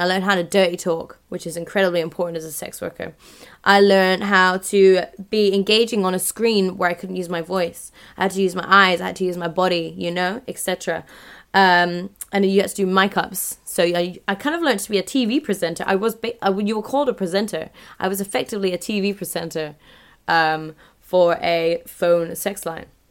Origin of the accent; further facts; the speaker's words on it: London, United Kingdom; moved away; My hometown